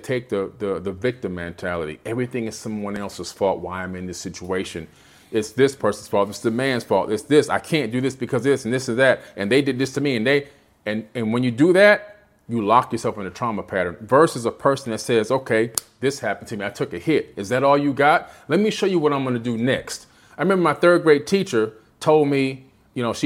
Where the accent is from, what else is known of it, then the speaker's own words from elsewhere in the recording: Miami, Florida, United States; also born or lived in Queens, New York; Growing up in Miami, being born in Queens, right out here in New York, right? Coming down to Miami at the age of 7